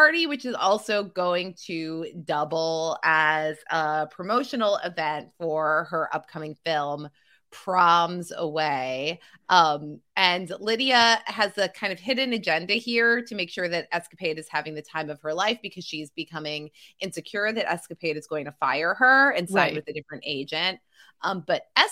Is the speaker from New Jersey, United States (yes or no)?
yes; New Jersey, United States; I'm from New Jersey